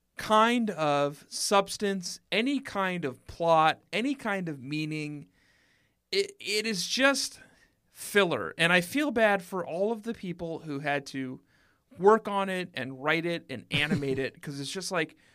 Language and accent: English; Minnesota, United States; I say soy sauce funny because I'm from Minnesota.